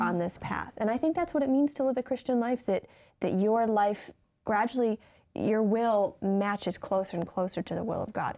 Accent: Michigan, United States; I'm from Michigan

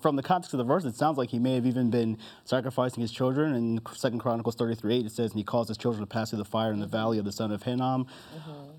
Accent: New Jersey, United States; also born or lived in Harrisburg, Pennsylvania; I was born in Harrisburg, Pennsylvania, but I kind of consider myself from Jersey since I lived there most of my life

